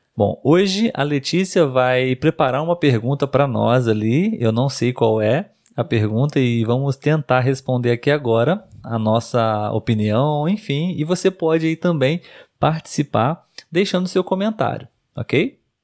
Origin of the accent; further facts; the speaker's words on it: Brazil; Nós somos brasileiros.